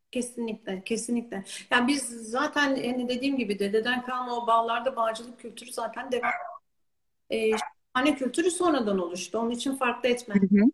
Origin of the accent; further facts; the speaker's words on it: İzmir, Turkey; also born or lived in Istanbul / New Zealand; İzmir'de doğdum, büyüdüm